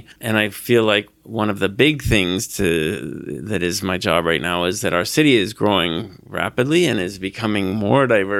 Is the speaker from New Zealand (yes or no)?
no; British Columbia, Canada; moved away as an adult; also born or lived in Naramata, British Columbia; now in Saskatoon, Canada; I'm from British Columbia originally